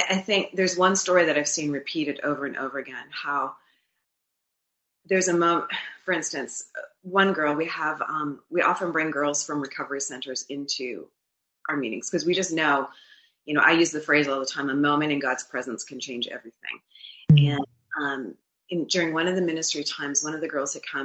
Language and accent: English; Winnipeg, Manitoba, Canada; moved away as an adult; also born or lived in Florida; my husband and I were born and raised in Winnipeg, Manitoba, and moved to Florida in 2004 as business people